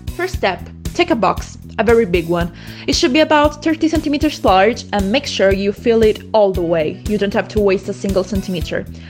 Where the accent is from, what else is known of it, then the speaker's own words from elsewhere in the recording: Molise, Italy; We are from Molise